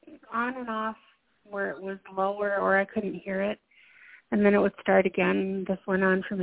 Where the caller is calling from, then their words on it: Minnesota, United States; calling from Minnesota.